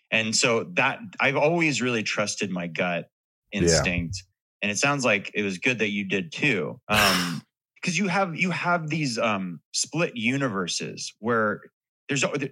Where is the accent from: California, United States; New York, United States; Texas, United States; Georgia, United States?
California, United States; Hollywood; well, what it is is like growing growing up in Hollywood. I that's why I brought up the book earlier. It was like a lo- it was a love letter to a town that now I mean it feels totally different